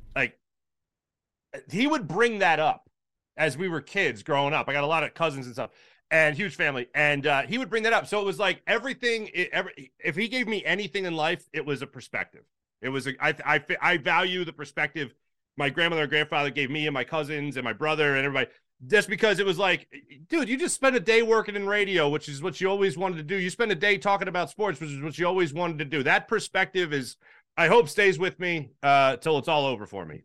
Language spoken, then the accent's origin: English; Philadelphia, Pennsylvania, United States